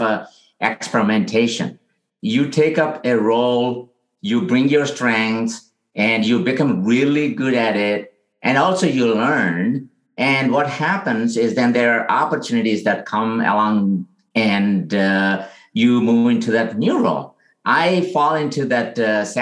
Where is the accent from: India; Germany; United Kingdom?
India; now in San Francisco, United States; I grew up in India where, you know, it's a very rural area.